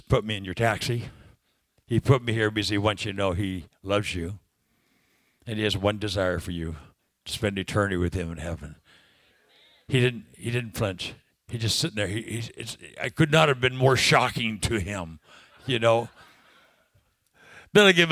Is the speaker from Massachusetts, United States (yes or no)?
no; California, United States; I'm from California